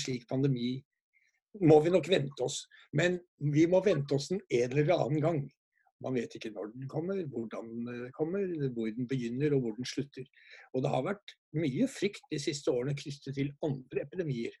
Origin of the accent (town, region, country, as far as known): Norway